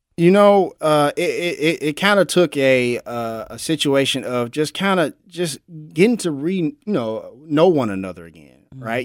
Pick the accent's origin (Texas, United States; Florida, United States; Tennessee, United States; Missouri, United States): Tennessee, United States; Memphis; I'm born and raised in Memphis, Tennessee. I'm a, I'm a native